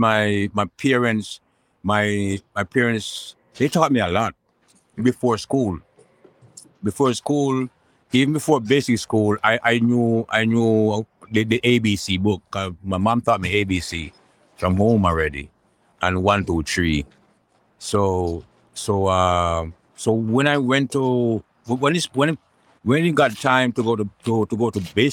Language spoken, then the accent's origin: English; Kingston, Saint Andrew, Jamaica; I grew up between Kingston 13 and rest rural St. Andrews. I was born in Kingston 13